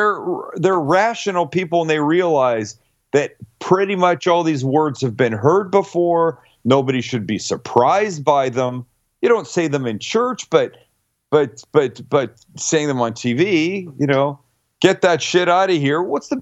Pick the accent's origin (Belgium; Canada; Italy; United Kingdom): Canada; moved away as an adult; now in San Diego, United States; And I'm Canadian. I believe I speak the Queen's English.